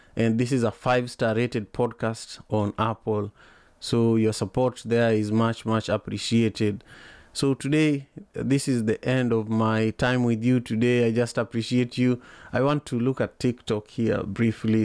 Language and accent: English; Kisumu, Kisumu County, Kenya; now in Seattle, United States; I'm here in Seattle, Washington, but I'm originally from Kisumu, Kenya